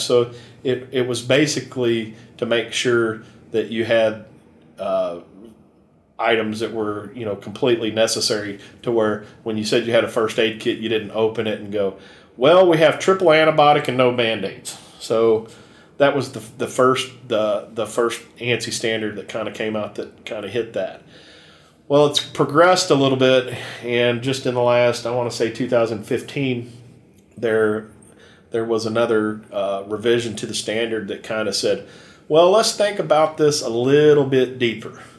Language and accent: English; Kentucky, United States; I grew up in Kentucky